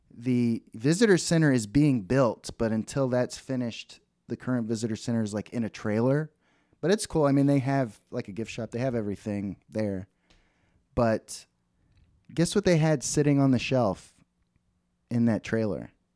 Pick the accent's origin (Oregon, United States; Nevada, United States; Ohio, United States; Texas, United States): Texas, United States; Dallas; where I grew up in Dallas